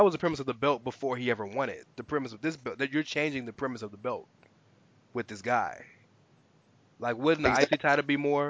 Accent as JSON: {"language": "English", "country": "United States", "said": "we're being American"}